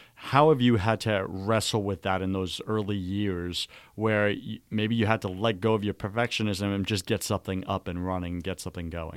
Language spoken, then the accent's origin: English; New York, United States; we're both Greek. We're both from New York